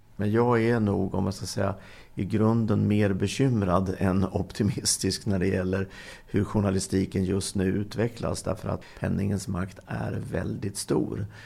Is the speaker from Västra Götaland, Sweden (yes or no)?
no; Linköping, Östergötland, Sweden; där jag växte upp, Linköping